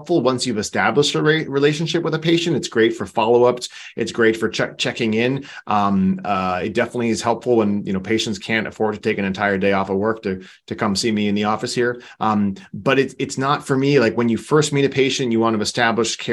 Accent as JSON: {"language": "English", "region": "East Coast", "country": "United States", "moved": "yes", "lives_now": "Southern California, United States", "said": "I'm from the East Coast myself too"}